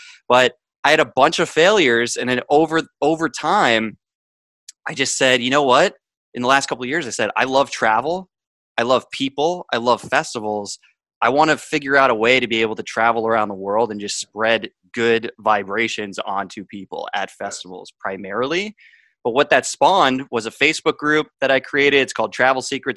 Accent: Boston, Massachusetts, United States; also born or lived in Miami; I grew up in an upper middle class family north of Boston

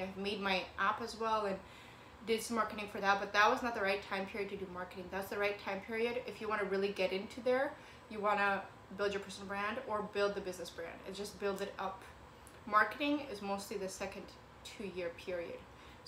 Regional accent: Kent, Washington, United States; also born or lived in Ukraine / Federal Way, Washington; now in Seattle, United States; I was born in Ukraine and I moved over to America, and then we moved to Kent and Federway and then back to Kent

